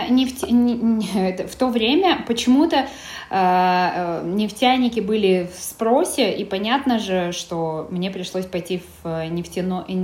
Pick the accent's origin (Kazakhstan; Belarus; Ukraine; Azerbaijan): Kazakhstan; Karaganda, Karaganda Region; moved away as an adult; now in Almaty, Kazakhstan; То есть я девушка из провинции, э, э, родилась в Карагандинской области, э, из Караганды и училась там, там же в Караганде. А, затем переехала сюда, в Алматы, поступать